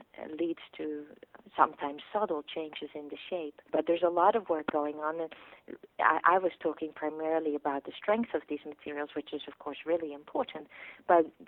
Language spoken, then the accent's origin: English; Netherlands; now in Stanford, United States; where I grew up in the Netherlands, a pretty windy place because we're right on the peninsula and close to the sea.